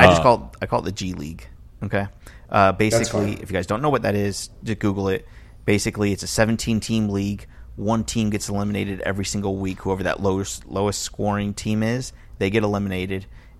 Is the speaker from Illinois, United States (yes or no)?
no; Miami, Florida, United States; I grew up in Miami